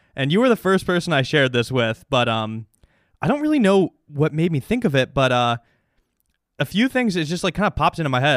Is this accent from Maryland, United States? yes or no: no; Chicago, Illinois, United States; as a Chicagoan